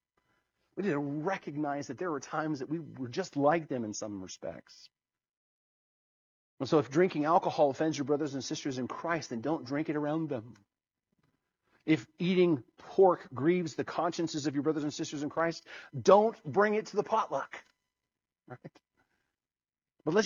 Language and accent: English; United States; I'm as American as anyone else